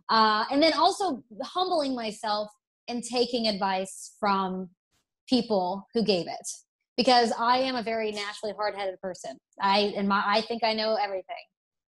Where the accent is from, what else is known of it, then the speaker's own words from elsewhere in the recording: Alabama, United States; accent: Southern; See, I was raised in Alabama, went to college in Tennessee. I used to have the most Southern draw